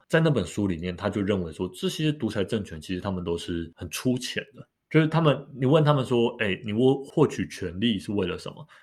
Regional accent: Taiwan; 身为，身为台湾人

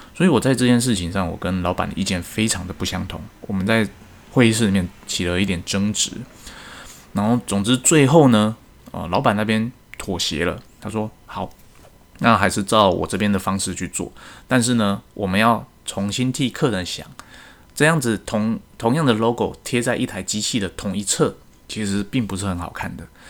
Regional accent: Taiwan; 身为一个台湾人，我希望台湾之光可以再世界各地发扬光大

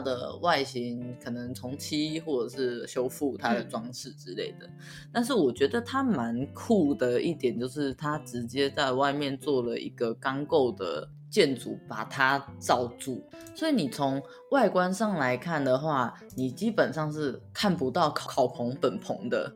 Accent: Taichung, Taiwan; 今天台中篇就介绍到这边。那希望大家就是对我的家乡就是有一些甲庆季以外的印象啦

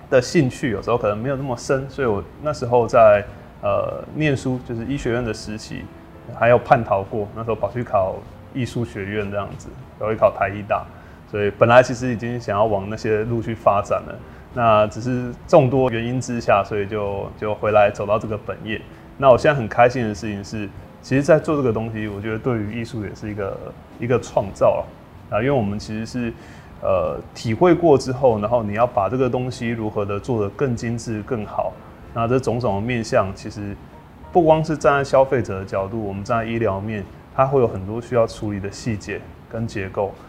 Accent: Kaohsiung, Taiwan; 因为我们都是高雄人。

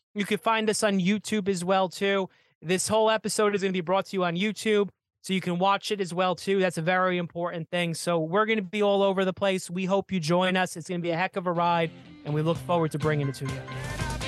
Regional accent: New Jersey, United States; I'm from New Jersey

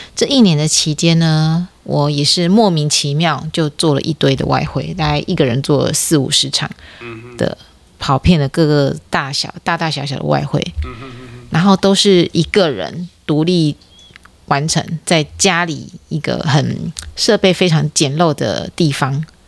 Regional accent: Taiwan; 不太是我们台湾人的文化

